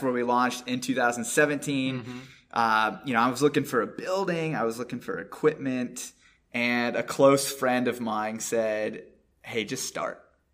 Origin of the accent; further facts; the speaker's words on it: Williamsport, Pennsylvania, United States; moved away as an adult; now in North Carolina, United States; we're from North Central Pennsylvania, which is Williamsport area